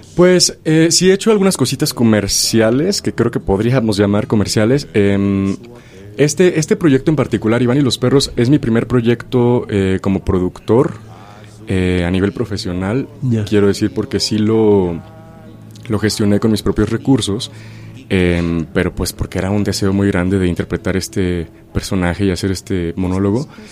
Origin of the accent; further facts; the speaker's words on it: Chilpancingo, Guerrero, Mexico; now in Mexico City, Mexico; yo soy de originario de Chilpancingo, Guerrero. Entonces, em, viviendo en la ciudad de Chilpancingo, no estuve expuesto eh, al teatro este, de niño